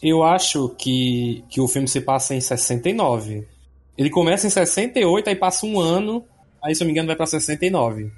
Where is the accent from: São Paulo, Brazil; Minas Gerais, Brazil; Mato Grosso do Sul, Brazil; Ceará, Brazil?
Ceará, Brazil; Fortaleza; eu sou aqui de Fortaleza